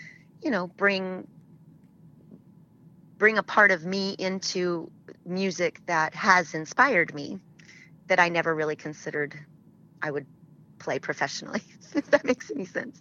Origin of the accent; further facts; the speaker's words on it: Oklahoma, United States; I grew up in Oklahoma